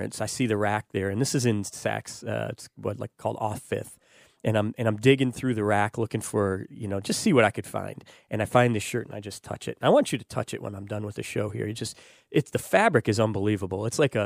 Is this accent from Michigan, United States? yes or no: yes; Detroit, Michigan, United States; now in Tampa Bay, United States; growing up in Detroit, growing up in Detroit